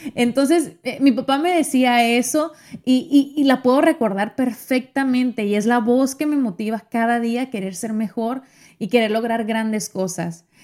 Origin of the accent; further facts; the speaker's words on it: Mexico; Yo soy mexicana